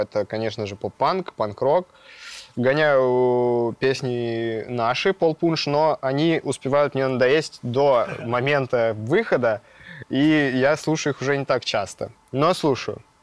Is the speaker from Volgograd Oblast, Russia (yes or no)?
no; Gorno-Altaysk, Altai Krai, Russia; moved away; я родился в Горно-Алтайске и э, начал там тоже увлекаться музыкой